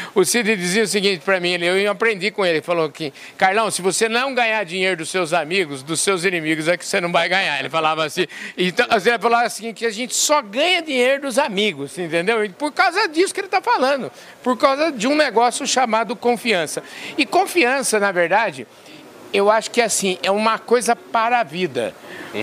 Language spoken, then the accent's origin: Portuguese; near Botucatu, São Paulo, Brazil; lá em Botucatu, lá perto da minha terra